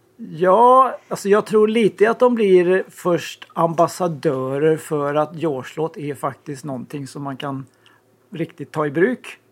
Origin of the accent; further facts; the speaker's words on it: Sweden; vi är några svenskar